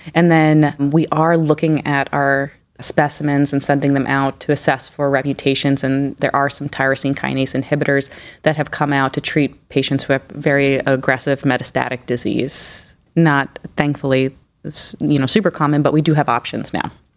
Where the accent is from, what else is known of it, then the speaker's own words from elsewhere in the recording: New York, United States; moved away as an adult; also born or lived in Philadelphia / Houston; now in Cleveland, United States; I'm actually originally from New York